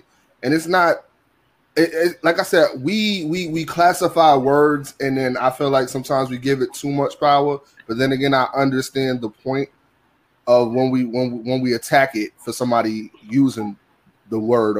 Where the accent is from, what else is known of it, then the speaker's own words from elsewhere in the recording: New York, United States; we're all from New York.